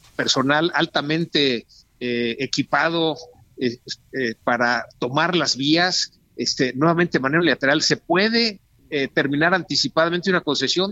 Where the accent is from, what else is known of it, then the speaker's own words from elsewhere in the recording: Mexico; nuestro país